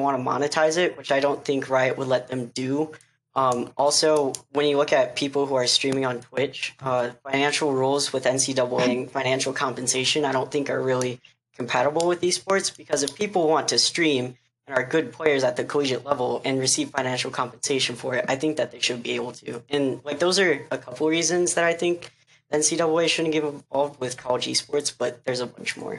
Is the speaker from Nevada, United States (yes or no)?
no; Grand Junction, Colorado, United States; I am also from Grand Junction, Colorado.